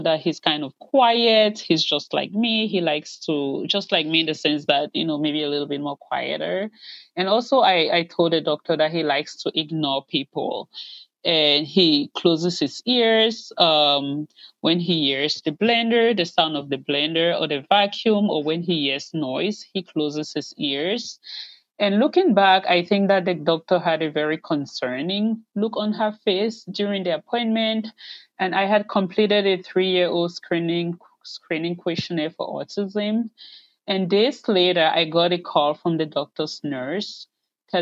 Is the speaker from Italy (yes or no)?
no; Cameroon; moved away as an adult; now in United States; I'm originally from Cameroon in West Central Africa, but I have lived in the U.S. since 2006.